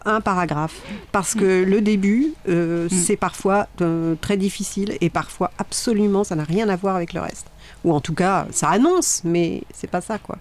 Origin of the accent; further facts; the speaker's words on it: Sarthe, Pays de la Loire, France; je viens de la Sarthe